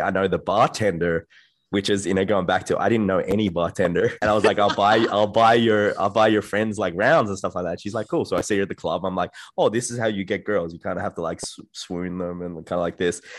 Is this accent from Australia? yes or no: yes; Australia; I'm from Australia, and I, I come from a, a quiet town